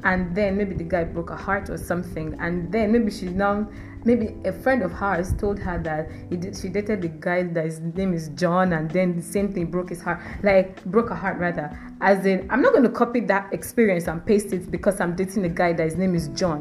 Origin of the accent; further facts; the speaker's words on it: Nigeria; I'm Nigerian